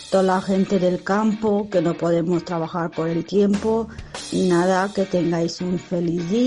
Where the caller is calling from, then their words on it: Jumilla, Region of Murcia, Spain; soy … de Jumilla